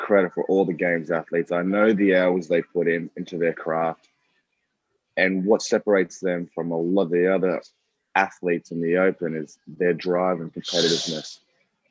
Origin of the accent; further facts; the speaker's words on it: Australia; being Australian